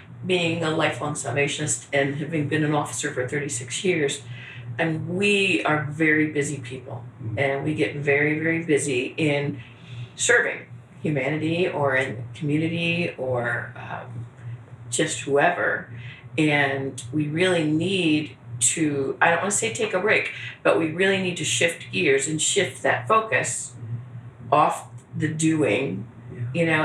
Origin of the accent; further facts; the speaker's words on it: Northeast, United States; I'm from the Northeast